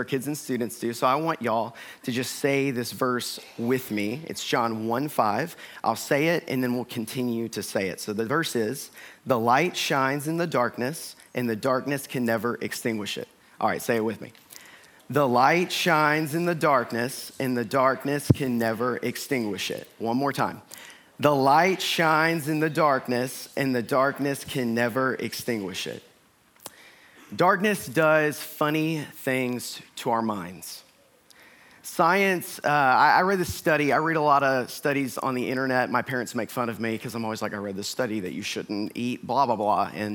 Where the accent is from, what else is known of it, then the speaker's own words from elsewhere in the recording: Northeast Georgia, United States; I grew up in Northeast Georgia